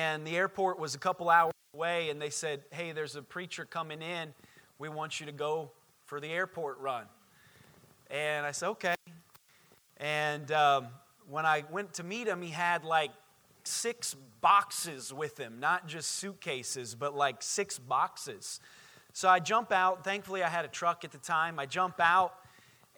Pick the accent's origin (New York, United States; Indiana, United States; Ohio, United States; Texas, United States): Indiana, United States; moved away as an adult; now in Orlando, United States; I grew up in Indiana.